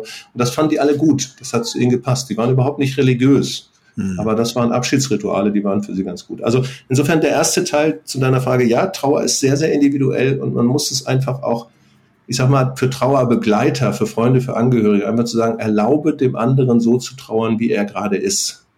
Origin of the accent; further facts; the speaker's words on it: North Frisia, Schleswig-Holstein, Germany; Wir sind in Nordfriesland aufgewachsen